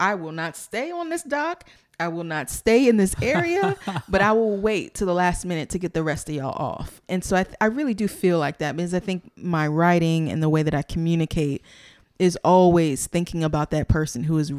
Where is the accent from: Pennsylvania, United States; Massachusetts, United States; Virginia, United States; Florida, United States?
Virginia, United States; Chesapeake; also born or lived in Kansas City / Atlanta; So yeah, I went to college here. I'm officially from Chesapeake.